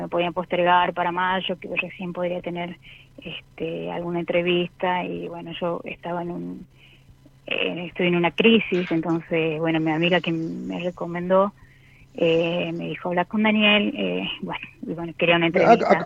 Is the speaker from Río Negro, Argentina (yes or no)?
no; San Miguel de Tucumán, Tucumán, Argentina; soy de Tucumán, de San Miguel de Tucumán